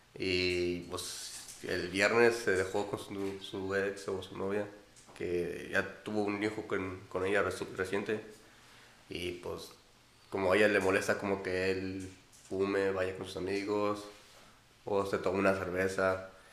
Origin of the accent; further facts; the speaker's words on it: Celaya, Guanajuato, Mexico; now in United States; soy de Guanajuato, Celaya, y pues normalmente voy ahí en un rancho donde vive mi mamá o en la ciudad donde vive mi papá